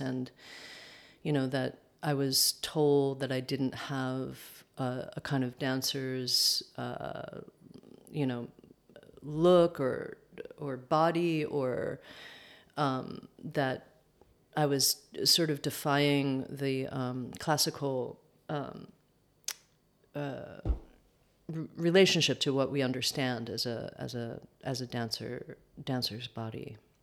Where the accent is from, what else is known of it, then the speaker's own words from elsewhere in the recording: upstate New York, United States; also born or lived in Manhattan, New York; grew up upstate New York about an hour outside of Manhattan